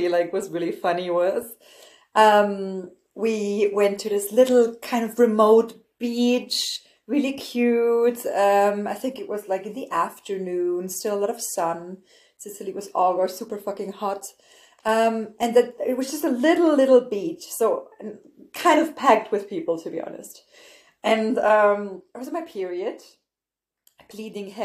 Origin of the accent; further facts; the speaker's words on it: Freiburg, Baden-Württemberg, Germany; moved away as an adult; now in Berlin, Germany; I'm from the south of Germany. I'm from the Freiburg region